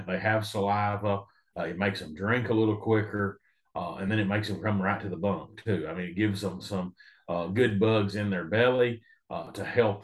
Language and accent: English; Tennessee, United States; also born or lived in Missouri; now in Kansas, United States; Originally, I grew up in Tennessee.